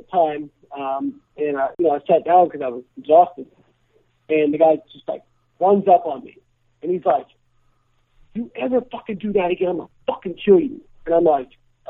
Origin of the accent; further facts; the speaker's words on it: Champaign, Illinois, United States; I grew up in Champaign, Illinois.